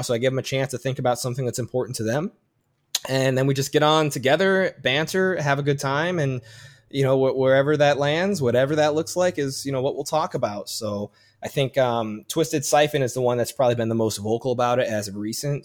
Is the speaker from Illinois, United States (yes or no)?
yes; Chicago, Illinois, United States; moved away as an adult; now in San Diego, United States; I grew up in Chicago and never felt like I fit in. And I move out to San Diego